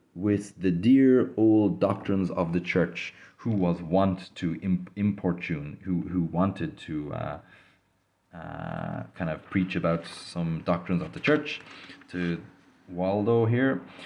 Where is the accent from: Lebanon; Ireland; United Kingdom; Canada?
Ireland; I grew up in Ireland, uh, so quite familiar with Christianity